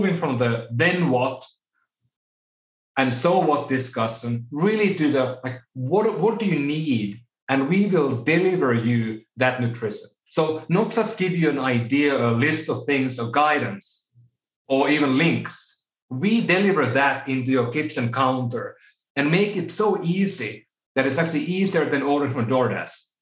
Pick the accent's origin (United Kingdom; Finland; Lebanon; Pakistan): Finland; Oulu, North Ostrobothnia; now in United States; my hometown in Oulu, Finland